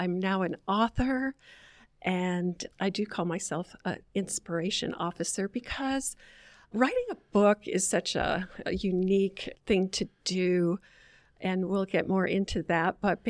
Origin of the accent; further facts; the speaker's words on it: Southern United States, United States; they asked me where I was from and so forth. And I told them I was from the South.